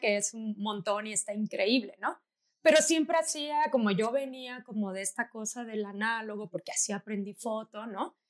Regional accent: Tabasco, Mexico; yo soy de Tabasco, en la Universidad de Tabasco daban un diplomado de foto y fui a preguntar, pero era muy chiquita, tenía como 12 años

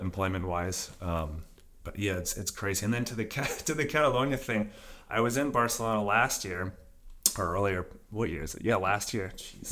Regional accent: just outside of Atlanta, Georgia, United States; moved away as an adult; now in Italy; I'm from just outside of Atlanta, Georgia, in the U S.

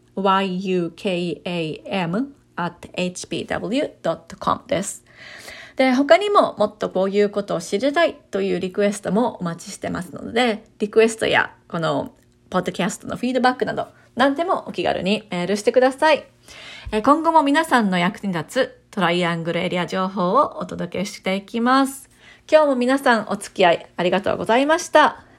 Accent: Kyoto, Japan; moved away as an adult; now in Raleigh, United States; 私は日本の京都出身なんですけれども

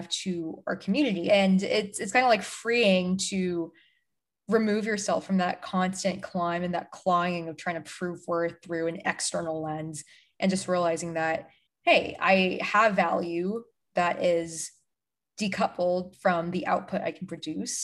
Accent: United States; being Asian American

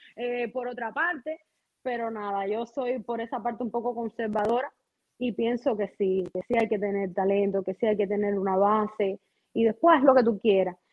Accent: Las Tunas, Cuba; moved away as an adult; also born or lived in Mexico; now in Miami, United States; yo no estoy en Cuba, soy cubana, pero no vivo en Cuba

